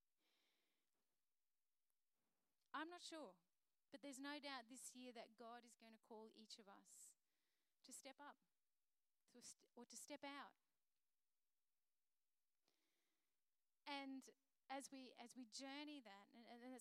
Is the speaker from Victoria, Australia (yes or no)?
no; Queensland, Australia; I'm a Queenslander